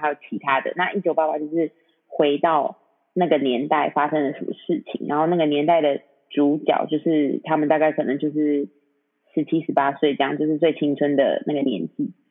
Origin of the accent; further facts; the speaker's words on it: Taiwan; 我是台湾，我们台湾人